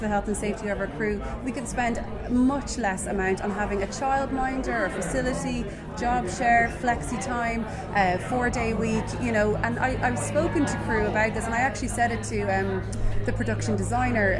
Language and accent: English; Dublin, Leinster, Ireland; moved away as an adult; now in Ardee, Ireland; I was based in Dublin initially because I'm from Dublin